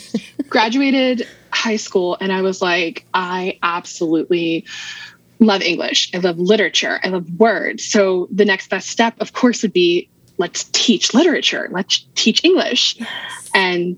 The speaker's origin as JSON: {"language": "English", "region": "Maryland", "country": "United States", "tie": "born or raised there", "also_born_or_lived": "Virginia", "said": "So I was born in Maryland, mm-hmm. Moved away when I was 7. Mm-hmm. So my dad got transferred"}